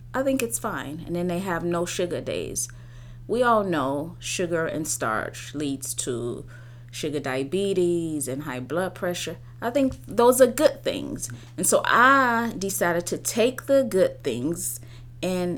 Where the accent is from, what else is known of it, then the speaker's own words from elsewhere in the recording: Dimona, Southern District, Israel; now in United States; I'm born and raised in Israel. I grew up in a village in Dimona.